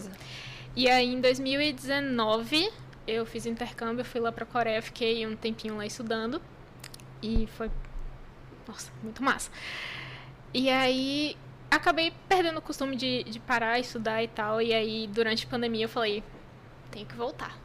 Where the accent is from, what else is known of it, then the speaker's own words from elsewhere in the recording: Brazil; eu fiquei a única brasileira lá na escola